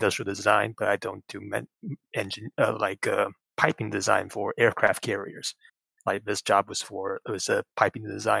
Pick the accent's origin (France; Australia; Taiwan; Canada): Taiwan; I'm from Taiwan